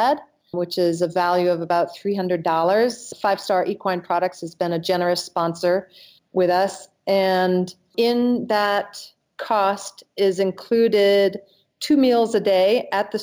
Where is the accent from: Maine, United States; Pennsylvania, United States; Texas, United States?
Maine, United States; moved away; I'm originally from Maine